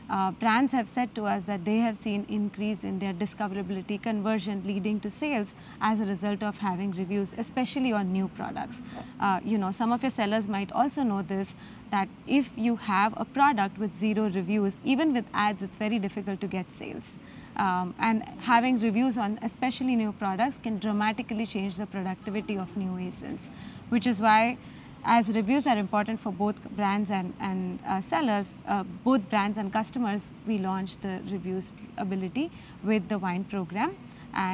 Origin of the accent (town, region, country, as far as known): Mumbai, Maharashtra, India; born or raised there